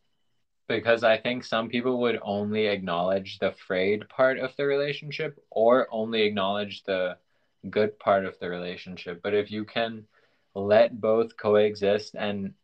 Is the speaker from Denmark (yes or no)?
no; Pakistan; moved away; also born or lived in Thailand; growing up in Pakistan where they have pretty like strict blasphemy laws